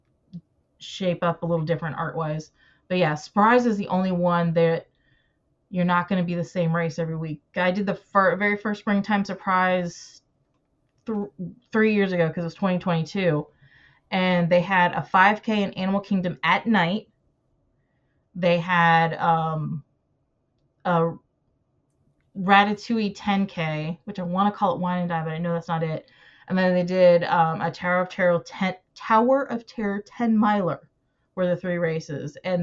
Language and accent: English; the South, United States; I'm from the South.